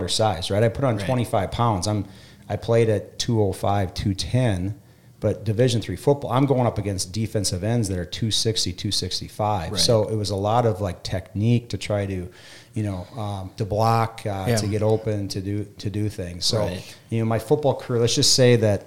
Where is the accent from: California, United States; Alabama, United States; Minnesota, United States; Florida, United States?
Minnesota, United States; West Central; Being a kid from a town of 400 on the west central border of Minnesota.